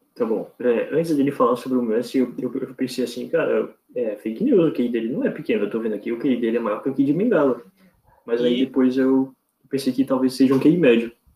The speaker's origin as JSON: {"language": "Portuguese", "region": "Santa Catarina", "country": "Brazil", "said": "Santa Catarina"}